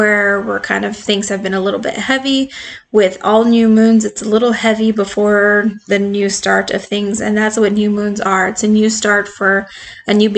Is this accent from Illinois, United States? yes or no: no; Arizona, United States; I'm from Arizona